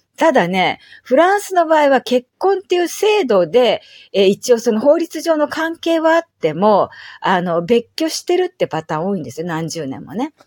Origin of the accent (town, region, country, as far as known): Japan; moved away as an adult; now in Paris, France